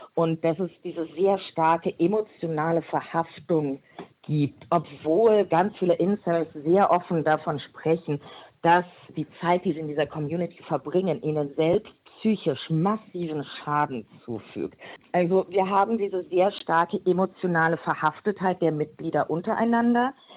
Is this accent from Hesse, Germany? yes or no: yes; Frankfurt, Hesse, Germany; Ich bin eine Frankfurterin